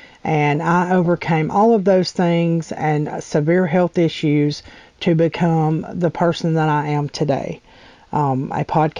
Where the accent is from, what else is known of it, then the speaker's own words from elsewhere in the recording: Alabama, United States; I'm from Alabama, by the way.